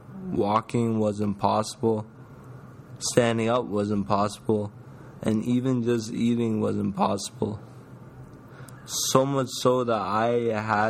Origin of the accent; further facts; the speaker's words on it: Ottawa, Ontario, Canada; now in Toronto, Canada; my hometown, Ottawa.